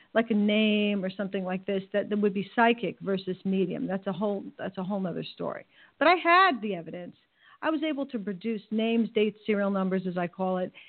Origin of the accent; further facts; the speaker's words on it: New York, United States; I'm from New York, so there's a little bit of an edge